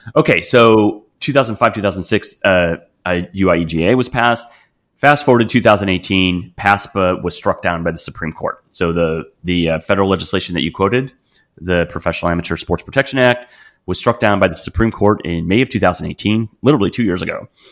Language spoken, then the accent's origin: English; Wisconsin, United States; growing up in Wisconsin